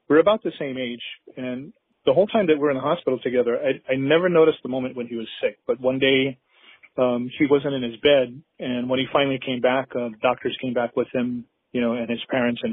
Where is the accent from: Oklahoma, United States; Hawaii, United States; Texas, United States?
Hawaii, United States; Honolulu; I'm from Honolulu, Hawaii